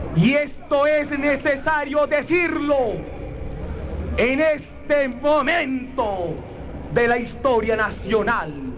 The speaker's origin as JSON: {"language": "Spanish", "town": "Guayaquil", "region": "Guayas", "country": "Ecuador", "said": "Os va a hablar un guayaquileño"}